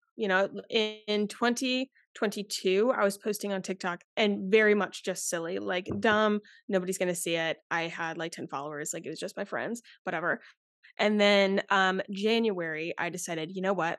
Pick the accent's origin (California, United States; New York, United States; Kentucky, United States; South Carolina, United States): South Carolina, United States; Charleston; I'm from Charleston, South Carolina